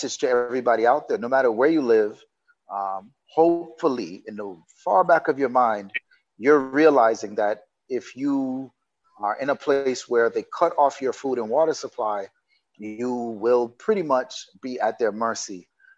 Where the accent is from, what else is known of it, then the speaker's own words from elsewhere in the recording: Jamaica; moved away; also born or lived in United States; I'm Jamaican living in Jamaica, but I've been in America so long that I've disconnected